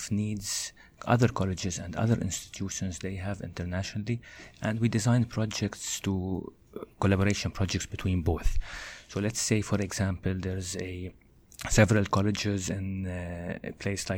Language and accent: English; Lebanon; moved away as an adult; now in Canada; I studied in Lebanon, my home country. Then when I moved to Canada here, I did my master's over here